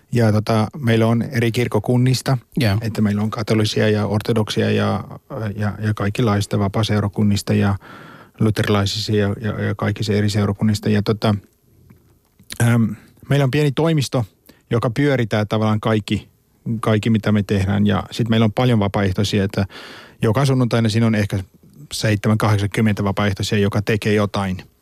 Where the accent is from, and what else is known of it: South Africa; born or raised there; Finnish is a second language; moved away as an adult; now in Finland